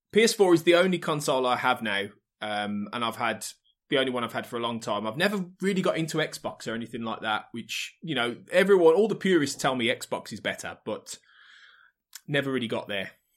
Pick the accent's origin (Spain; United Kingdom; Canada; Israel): United Kingdom; the Midlands, England; I'm from the Midlands